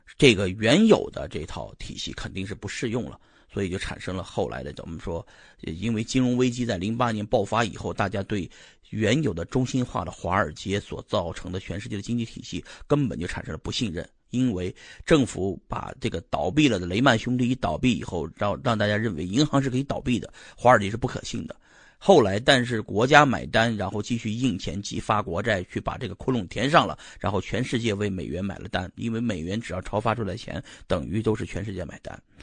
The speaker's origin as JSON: {"language": "Chinese", "region": "Shanxi", "country": "China", "tie": "born or raised there", "said": "就是我老家这帮山西人"}